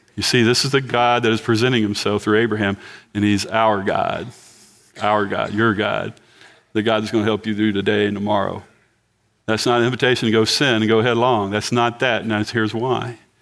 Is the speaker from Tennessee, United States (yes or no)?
no; Galveston County, Texas, United States; I'm from Galveston County